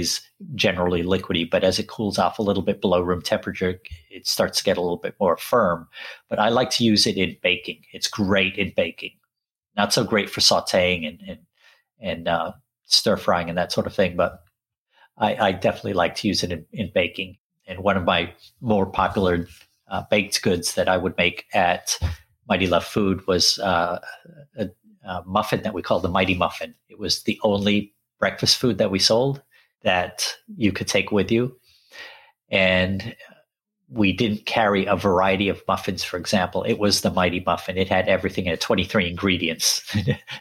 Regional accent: England, United Kingdom; also born or lived in Sri Lanka; I grew up in England, even though I was born in Sri Lanka

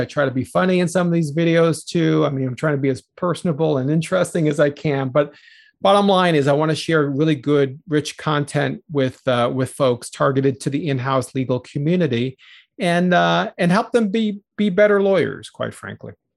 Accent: New York City, New York, United States; also born or lived in Chicago area; now in Chicago, United States; I grew up in the New York City area, was born in the Bronx

